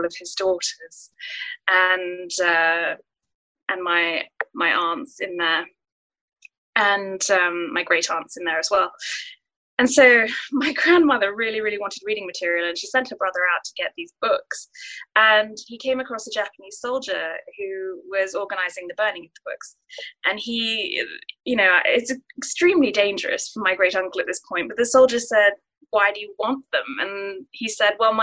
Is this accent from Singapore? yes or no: yes; Singapore; I was born and raised in Singapore